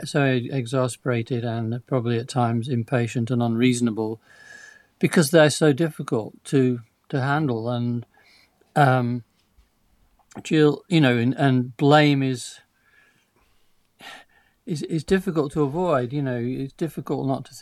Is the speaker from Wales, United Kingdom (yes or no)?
no; Yorkshire and the Humber, United Kingdom; growing up in Yorkshire, not far from him, at a fairly similar time